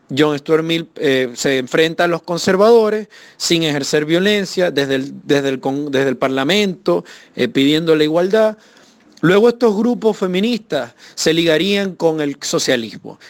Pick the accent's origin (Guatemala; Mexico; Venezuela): Venezuela; moved away as an adult; now in Chile; evidentemente salí de Venezuela porque como asesor de la Asamblea Nacional desde el año 2014